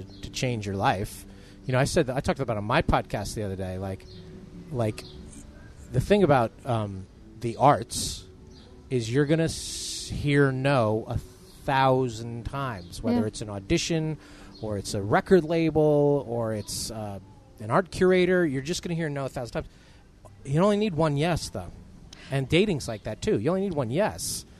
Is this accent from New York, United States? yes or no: yes; New York, United States; moved away as an adult; also born or lived in Los Angeles; being a New Yorker in L.A.